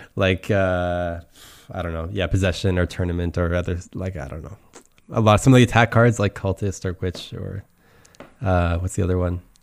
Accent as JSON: {"language": "English", "country": "Canada", "also_born_or_lived": "Switzerland / Germany", "moved": "as an adult", "lives_now": "Brussels, Belgium", "said": "I'm from Canada. Uh, I live in Belgium right now. I live in Brussels"}